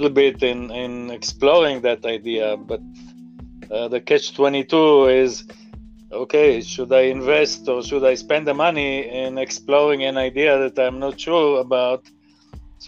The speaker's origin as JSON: {"language": "English", "country": "Israel", "tie": "born or raised there", "moved": "as an adult", "lives_now": "United States", "said": "so you can hear from my accent, I didn't grow up in this country, I grew up in Israel"}